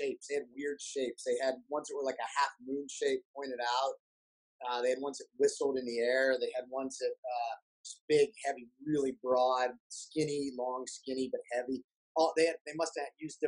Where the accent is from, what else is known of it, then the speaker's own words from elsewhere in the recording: Brookville, Pennsylvania, United States; also born or lived in Clearfield, Pennsylvania; now in Pittsburgh, United States; We kind of bounced around all over those towns. I went to high school in Brookville